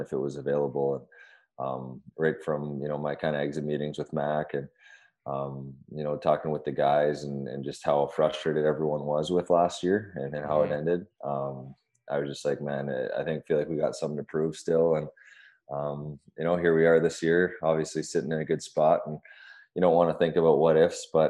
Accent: Canada; also born or lived in California; now in Washington, D.C., United States; I grew up on the West. I played in California for 6 years. So, I mean, I was a West Coast guy.

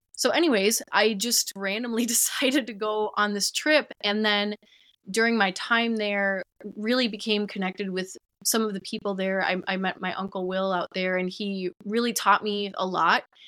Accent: Minneapolis, Minnesota, United States; I grew up in the Twin Cities in Minnesota

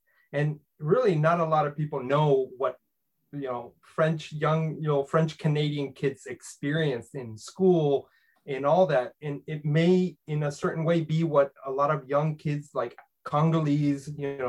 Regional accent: Mexico; now in Maine, United States; I was born in Mexico. I come from a multicultural home, one parent from the US, one parent from Mexico.

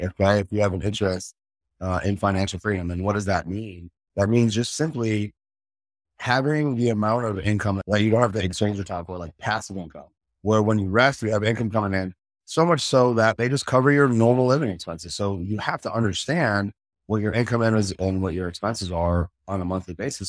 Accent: Chicago, Illinois, United States; I grew up in Chicago.

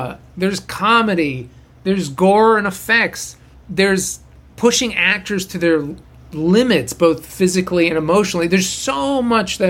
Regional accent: Boston, Massachusetts, United States; moved away as an adult; now in Los Angeles, United States; I'm from Boston, and I went to Emerson

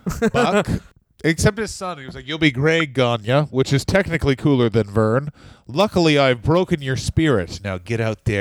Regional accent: Puerto Rico; No, Stu, I'm from Puerto Rico.

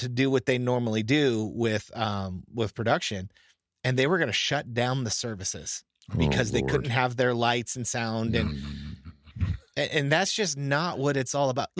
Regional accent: Florida, United States; I'm from Florida

